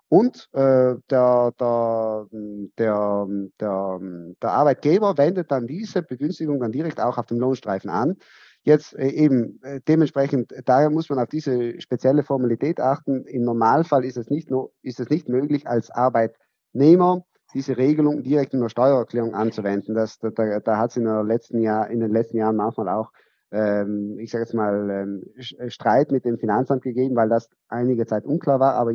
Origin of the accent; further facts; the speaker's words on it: Trentino-Alto Adige, Italy; wir stammen ja aus Südtirol, wir sind ja eine Grenzregion.